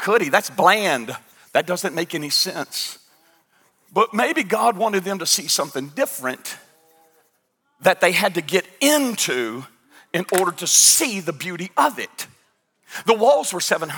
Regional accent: United States; I'm from Stewart County

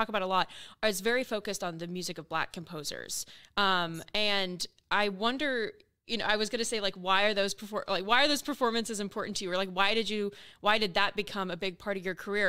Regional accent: Oklahoma, United States; moved away; I grew up in, I grew up in Oklahoma

